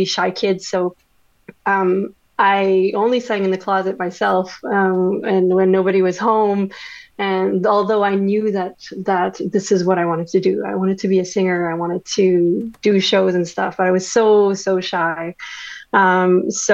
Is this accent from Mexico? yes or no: no; Winnipeg, Manitoba, Canada; first language French; English is a second language; born and raised in Winnipeg, born in a French family. So, French is my first language.